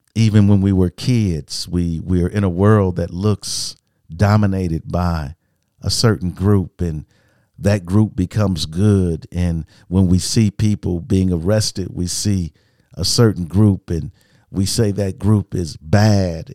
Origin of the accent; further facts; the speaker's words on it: United States; I'm an American